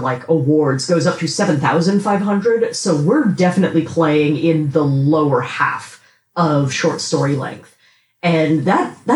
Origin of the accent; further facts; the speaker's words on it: United States; I am an English language writer, American.